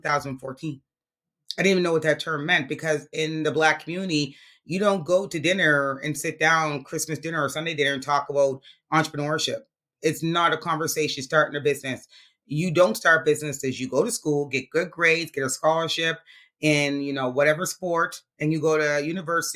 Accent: Halifax, Nova Scotia, Canada; I grew up in Montgomery Park, which is 5 minutes away

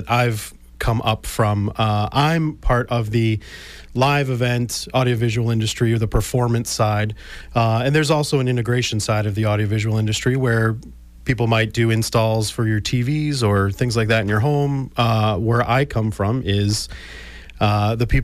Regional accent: South Shore, Massachusetts, United States; I grew up on the South Shore and went to South Shore Vocational Technical High School

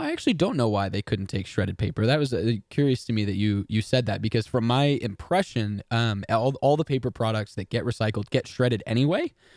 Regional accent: Texas, United States; I'm from Texas and we pronounce everything wrong

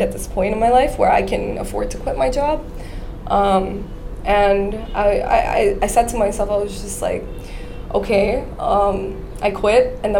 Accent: Dubai, United Arab Emirates; moved away as an adult; also born or lived in Kerala, India / San Francisco; I was born and raised in Dubai. I'm Indian, but born and raised in Dubai.

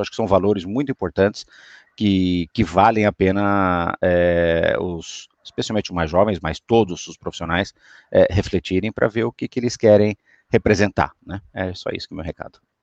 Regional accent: Brazil; moved away; eu sou brasileiro

